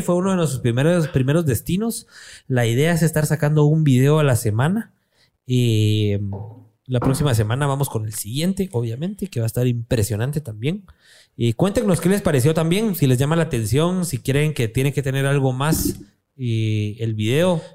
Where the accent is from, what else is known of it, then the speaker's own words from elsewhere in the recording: Guatemala; somos los chapines